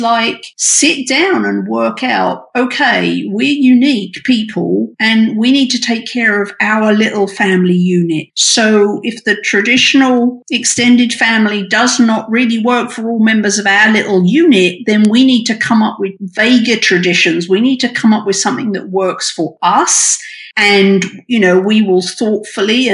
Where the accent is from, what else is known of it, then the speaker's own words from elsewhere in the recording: United Kingdom; now in United States; I'm British and I didn't grow up with Thanksgiving